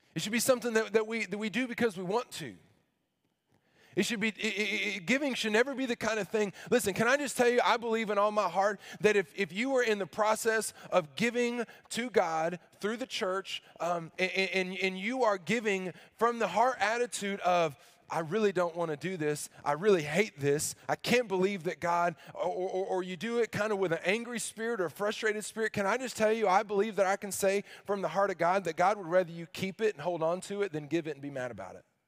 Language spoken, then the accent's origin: English; Arkansas, United States; I grew up in the South